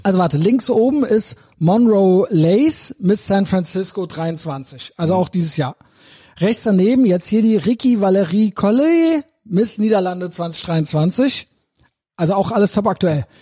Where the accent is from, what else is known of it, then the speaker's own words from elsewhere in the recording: Germany; ich bin Deutscher